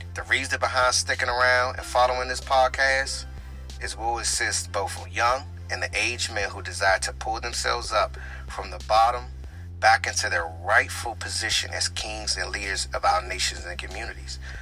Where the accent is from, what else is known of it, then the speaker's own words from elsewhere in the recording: Prince George's County, Maryland, United States; now in Washington, D.C., United States; I was born in Southeast Washington, D.C., and I was raised in the heart of Prince George's County, Maryland